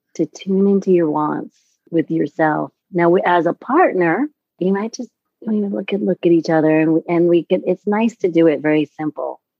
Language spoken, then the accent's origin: English; New York City, New York, United States; I'm from New York City